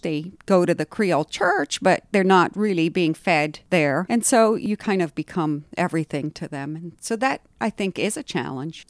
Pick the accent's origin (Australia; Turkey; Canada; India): India; moved away; also born or lived in Haiti; I was born in India and grew up in India